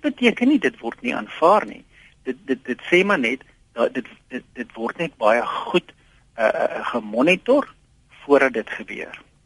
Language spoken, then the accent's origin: Afrikaans; South Africa; ons as Suid-Afrikaners